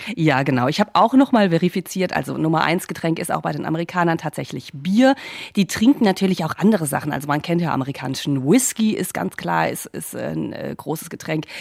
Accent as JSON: {"language": "German", "country": "Germany", "tie": "born or raised there", "moved": "yes", "lives_now": "United States", "said": "Deutschland vergleiche, ähm, auch wo ich aufgewachsen bin"}